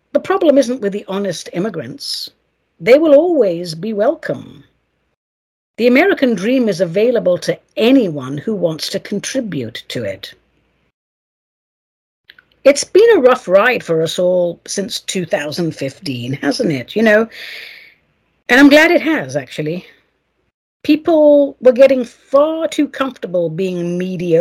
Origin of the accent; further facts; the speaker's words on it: England, United Kingdom; now in United States; if I was to be sent back to England now, after 34 years here, I'd be a total fish out of water